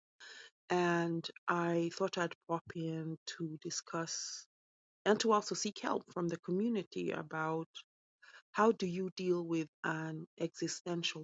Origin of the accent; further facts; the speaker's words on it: Kenya; also born or lived in United Kingdom; now in London, United Kingdom; I'm British born, Kenyan raised